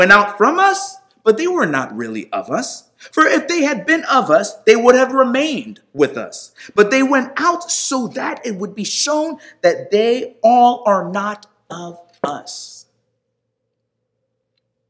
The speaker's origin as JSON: {"language": "English", "region": "New York", "country": "United States", "tie": "born or raised there", "said": "I was born in New York, so we are American."}